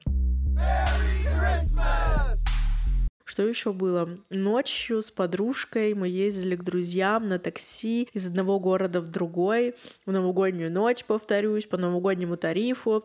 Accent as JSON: {"language": "Russian", "town": "Yekaterinburg", "region": "Sverdlovsk Oblast", "country": "Russia", "said": "я из Екатеринбурга"}